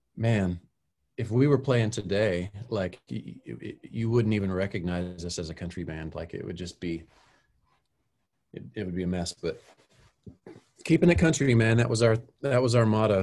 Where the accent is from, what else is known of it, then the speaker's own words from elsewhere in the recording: Texas, United States; growing up in Texas, there's lots of country music